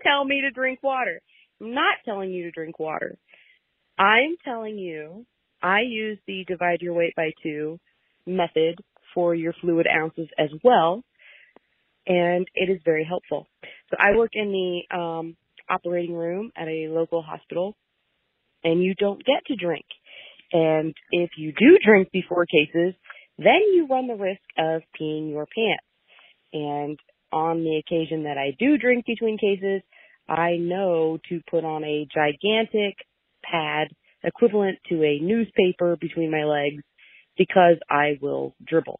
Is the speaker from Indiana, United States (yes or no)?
yes; Mooresville, Indiana, United States; I am from Mooresville, Indiana